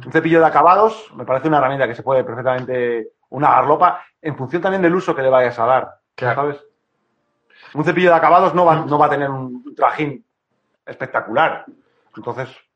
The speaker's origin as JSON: {"language": "Spanish", "town": "Madrid", "region": "Community of Madrid", "country": "Spain", "tie": "born or raised there", "moved": "as an adult", "lives_now": "Cantabria, Spain", "said": "yo cuando era pequeño en Madrid"}